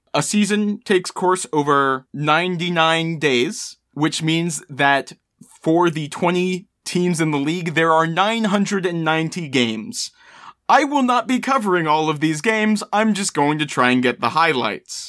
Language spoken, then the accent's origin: English; Maryland, United States; I was born and raised in Maryland, uh, I am, of course, a Baltimore crabs fan.